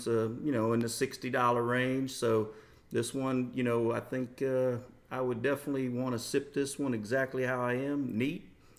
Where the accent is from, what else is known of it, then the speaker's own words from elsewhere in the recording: Tuscaloosa, Alabama, United States; also born or lived in Charlotte area, North Carolina; now in Charlotte, United States; we grew up on Buffalo style wings mm-hmm. in Tuscaloosa.